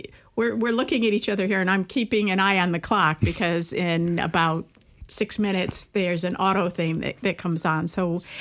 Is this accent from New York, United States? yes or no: yes; Syracuse, New York, United States; moved away; also born or lived in Rochester, New York / Marshfield, Wisconsin; I'm originally from Central New York. I'm from Syracuse.